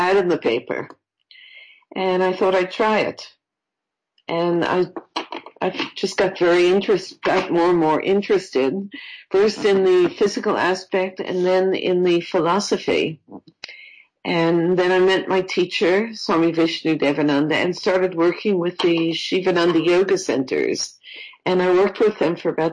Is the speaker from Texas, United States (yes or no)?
no; New York, United States; moved away as an adult; also born or lived in Florida; I'm from New York originally, and I was living in Florida